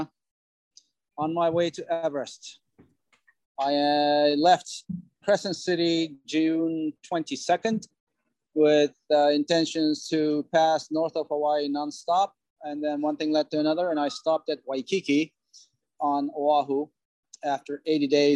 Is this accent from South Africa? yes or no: no; Turkey; moved away as an adult; also born or lived in Cyprus; now in United States; I was born in Cyprus, raised in Turkey, came to US in 86